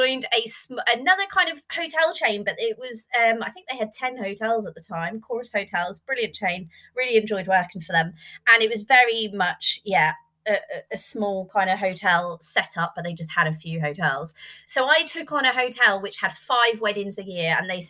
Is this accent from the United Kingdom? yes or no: yes; Norwich, East of England, United Kingdom; moved away as an adult; also born or lived in Yorkshire / Birmingham; I'm from Norwich.